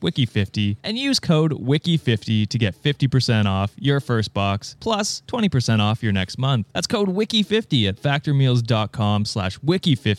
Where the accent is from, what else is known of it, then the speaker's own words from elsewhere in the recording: Canada; I'm a Canadian